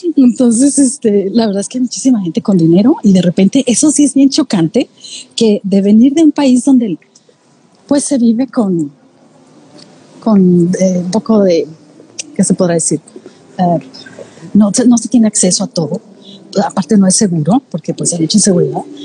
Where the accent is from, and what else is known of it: Mexico; moved away as an adult; now in Australia